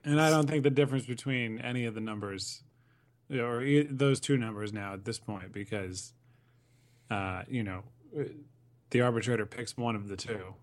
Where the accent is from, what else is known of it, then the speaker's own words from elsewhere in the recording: Connecticut, United States; I saw a lot of games growing up in Connecticut